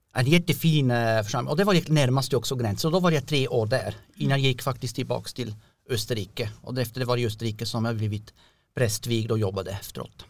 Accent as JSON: {"language": "Swedish", "country": "Switzerland", "also_born_or_lived": "Kristianstad / Norrland / Kiruna", "second_language": "Swedish", "moved": "as an adult", "lives_now": "Björkö, Sweden", "said": "jag kommer från Schweiz"}